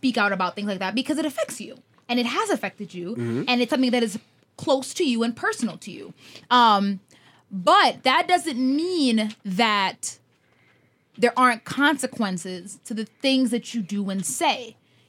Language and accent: English; United States; I'm American